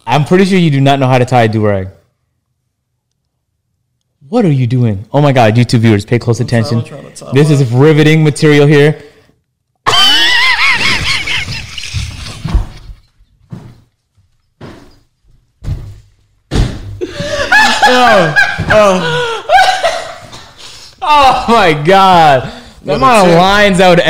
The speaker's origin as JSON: {"language": "English", "town": "Toronto", "region": "Ontario", "country": "Canada", "said": "I'm from Toronto"}